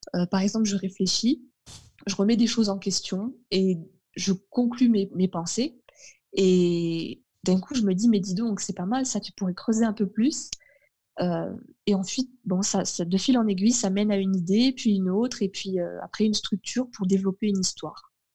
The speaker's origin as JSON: {"language": "French", "town": "Carcassonne", "region": "Occitania", "country": "France", "tie": "born or raised there", "also_born_or_lived": "Fontainebleau / Melun", "said": "j'ai déménagé dans le sud en 98, donc j'avais 5 ans et demi. Et auparavant, je vivais dans le nord de la France. je vivais à Melun"}